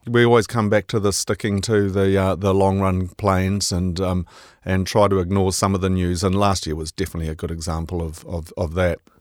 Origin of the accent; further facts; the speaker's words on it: Scotland, United Kingdom; now in New Zealand; being Scottish